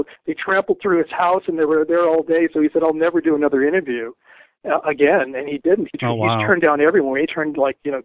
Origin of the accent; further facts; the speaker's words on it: Denver, Colorado, United States; moved away as an adult; also born or lived in New England / New York City; I grew up in Denver. I actually left when I was 23. I moved out to New England. I lived in New York City as well. And then I moved back just about 3 years ago